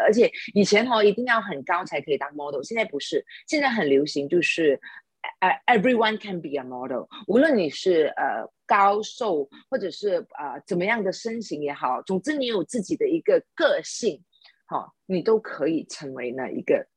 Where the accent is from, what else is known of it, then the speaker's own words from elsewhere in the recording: Sabah, Malaysia; now in Kuala Lumpur, Malaysia; 从沙巴州来到，呃，吉隆坡，就从一个乡下就躲无我的，我，我长大的地方，从一个菜市场，我就在那边卖鱼